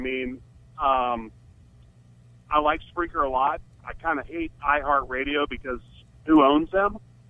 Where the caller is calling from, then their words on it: Cincinnati, Ohio, United States; I'm from Cincinnati.